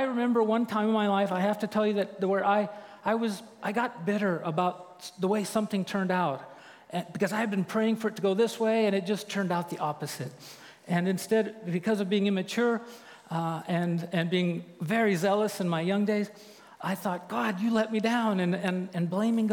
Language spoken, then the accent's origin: English; Santa Maria, California, United States; moved away as an adult; I grew up in Santa Maria